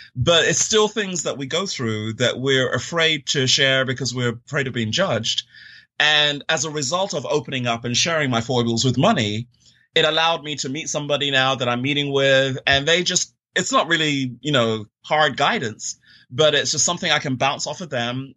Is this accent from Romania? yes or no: no; London, United Kingdom; moved away; also born or lived in Florida, United States; I'm originally from London, England, and grew up there uh, most of my younger formative years